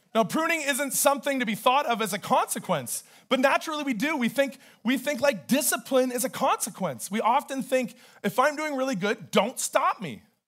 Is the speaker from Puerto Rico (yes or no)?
no; Canada; I'm Canadian.